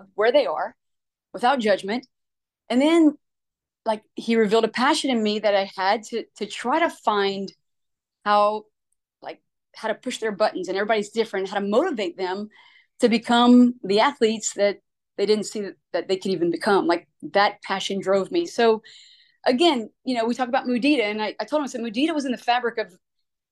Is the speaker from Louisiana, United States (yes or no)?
yes; Louisiana, United States; now in Alabama, United States; I'm from Louisiana